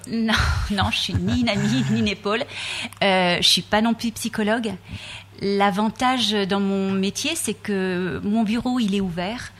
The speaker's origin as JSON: {"language": "French", "region": "Brittany", "country": "France", "said": "je viens de Bretagne"}